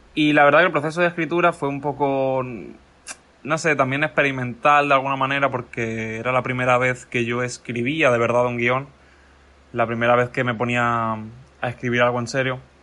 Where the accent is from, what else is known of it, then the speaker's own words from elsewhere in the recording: Mallorca, Balearic Islands, Spain; moved away as an adult; also born or lived in San Antonio de los Baños, Cuba; now in Cuba; Estudié en Mallorca, yo soy de Mallorca